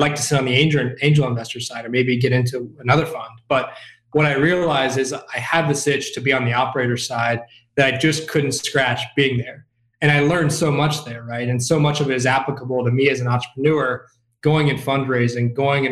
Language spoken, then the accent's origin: English; Chillicothe, Ohio, United States; born and raised in Chillicothe, Ohio